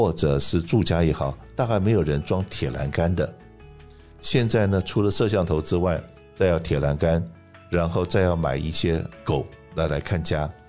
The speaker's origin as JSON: {"language": "Chinese", "country": "China", "lives_now": "Los Angeles, United States", "said": "我们中国人的第一桶金都是努力工作、赚钱、存钱，存的第一桶金来创业"}